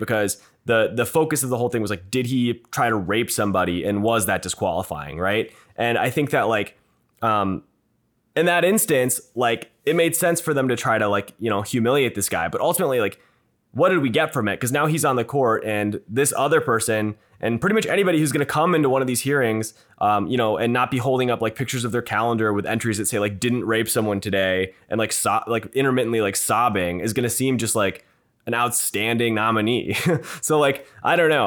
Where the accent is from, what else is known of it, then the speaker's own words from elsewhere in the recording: Minneapolis, Minnesota, United States; I'm a Minnesotan, uh, from Minneapolis